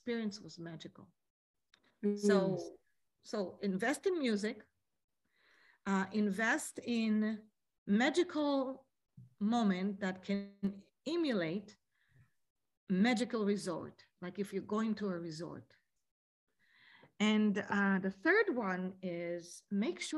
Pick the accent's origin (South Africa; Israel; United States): Israel; moved away; growing up in Israel as a little kid